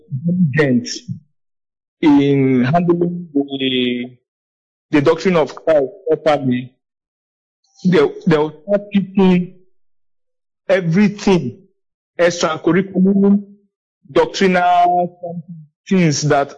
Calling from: Otukpo, Benue, Nigeria; I'm calling from Benue State, Otukpo.

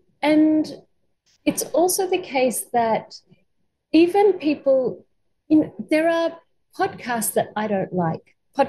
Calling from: Gubbi Gubbi country, Queensland, Australia; I'm calling from Gubbi Gubbi country. So this is an Australian Aboriginal tradition to acknowledge the country you're calling from. I'm not Aboriginal

